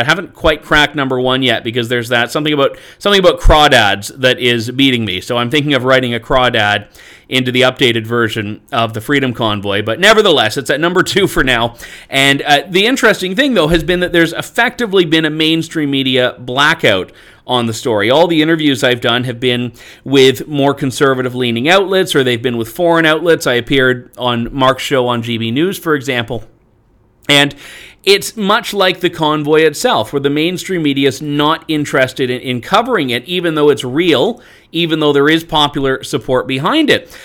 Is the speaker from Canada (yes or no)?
yes; Canada; I'm Canadian